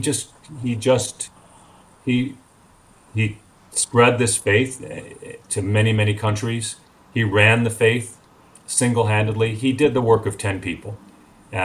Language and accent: English; Highland Park, Illinois, United States; in my hometown of Highland Park